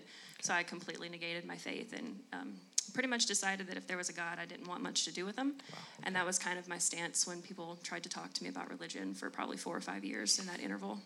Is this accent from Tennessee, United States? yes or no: yes; Jackson, Tennessee, United States; moved away as an adult; also born or lived in Murfreesboro, Tennessee; I'm from West Tennessee, the Jackson area, That's born and raised